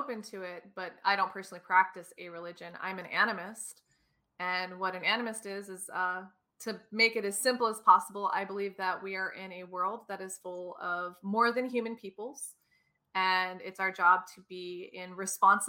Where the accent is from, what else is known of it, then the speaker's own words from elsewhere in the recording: Wyoming, Arizona, United States; moved away as an adult; now in Ireland; As a little girl, I grew up in Wyoming. And then as a teenager, I grew up in Arizona, which are like polar opposites